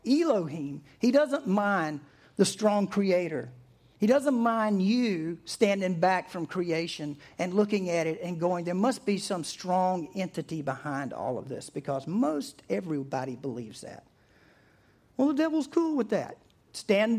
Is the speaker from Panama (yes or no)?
no; East Coast, United States; I grew up on the East Coast